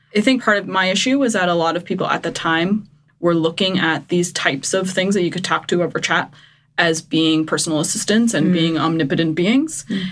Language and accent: English; Eastern Canada, Canada; I'm from Eastern Canada where we would have like a huge pot on the beach full of 40 lobsters